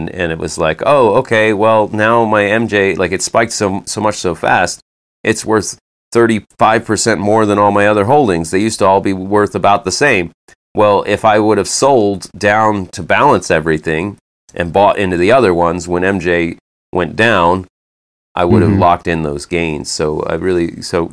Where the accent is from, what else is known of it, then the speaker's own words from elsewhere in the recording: United States; I'm an American